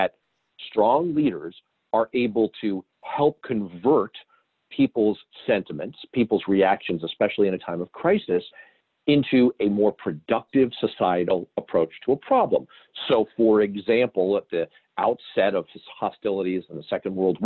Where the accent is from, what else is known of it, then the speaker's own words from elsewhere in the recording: United States; as an American